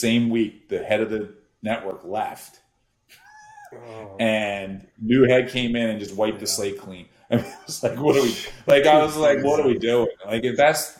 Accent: Philadelphia, Pennsylvania, United States; growing up in Philly

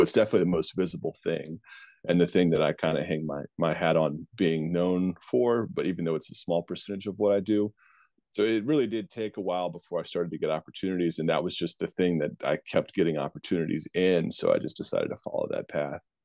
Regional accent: Virginia, United States; the Richmond Flying Squirrels, which I think is the flagship baseball program in my home state

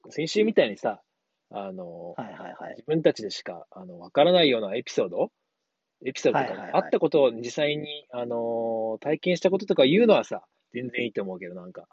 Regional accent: Kawasaki, Kanagawa, Japan; also born or lived in Saitama Prefecture; 埼玉県出身ってなんだけどね、もう小学4年生の時に、あの、川崎の方に引っ越してきちゃったんで

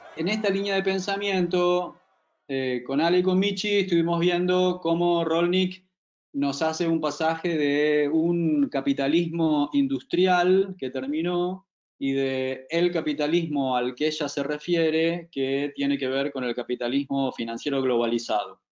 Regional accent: Buenos Aires, Argentina; como porteño súper psicoanalizado, como clásico exponente de nuestra ciudad

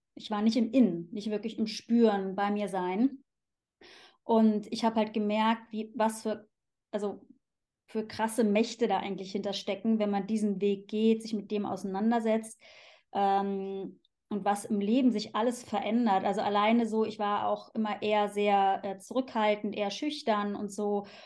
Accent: Cologne, North Rhine-Westphalia, Germany; moved away as an adult; also born or lived in Switzerland; now in Zurich, Switzerland; Ich komme ursprünglich aus Köln eben. Das ist äh, meine Heimat. Da bin ich geboren und aufgewachsen

